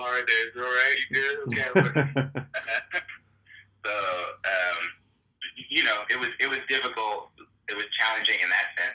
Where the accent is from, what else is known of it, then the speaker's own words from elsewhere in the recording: Bay Area, California, United States; we're from the Bay Area